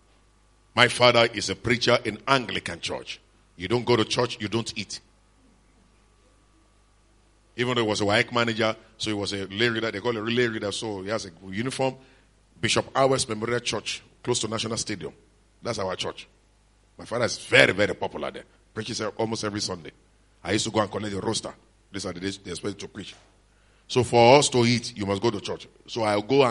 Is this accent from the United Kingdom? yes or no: no; Lagos, Nigeria; We that come from Lagos